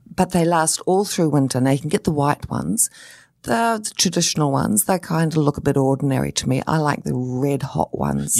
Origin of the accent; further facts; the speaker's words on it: New Zealand; now in Australia; I say Hakea because I come from New Zealand